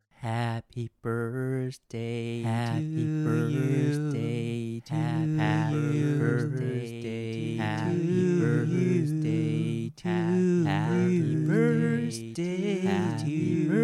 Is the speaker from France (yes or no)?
no; Taiwan; 今年三十岁，准备三十一岁。我是一个台湾人，